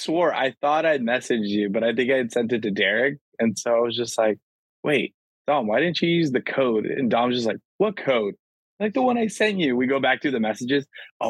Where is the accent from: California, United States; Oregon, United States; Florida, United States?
California, United States; we're from California, so for us, that's like a natural thing. We're a pretty big state